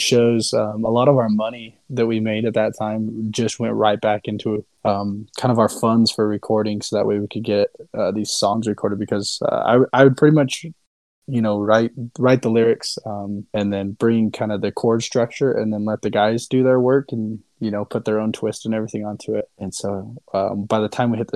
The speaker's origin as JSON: {"language": "English", "region": "Utah", "country": "United States", "tie": "born or raised there", "said": "I stayed in my home state"}